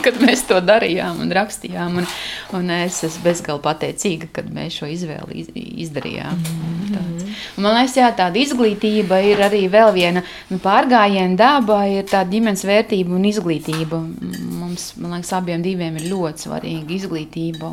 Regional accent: Kārsava, Latgale, Latvia; now in Mārupe, Latvia; es esmu no Latgales. Esmu dzimusi un augusi Kārsavā.

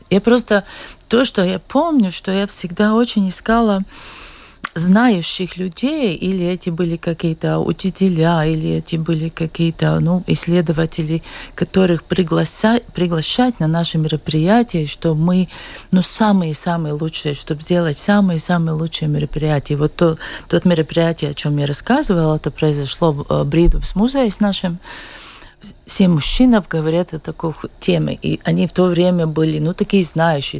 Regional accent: Liepāja, Latvia; я сама из Лепой

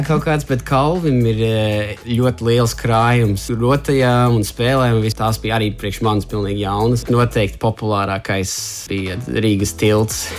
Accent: Australia; moved away as an adult; also born or lived in Sydney; now in Latvia; piedzimu Austrālijā, bet man vienmēr bija tuvu saistas ar, ar latviešu kultūru

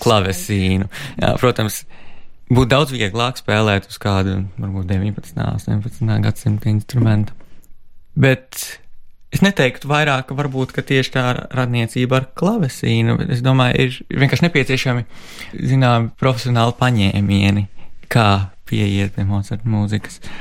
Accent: Latvia; also born or lived in Sweden

